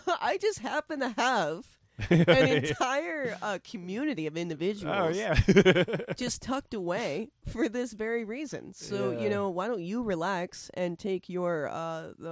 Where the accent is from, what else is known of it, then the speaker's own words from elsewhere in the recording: Florida, United States; I'm from Florida, so everything's north to me